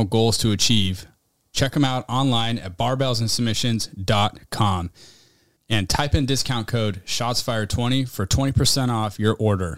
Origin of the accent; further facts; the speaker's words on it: Nevada County, California, United States; there's a Nevada County in California, where I'm from.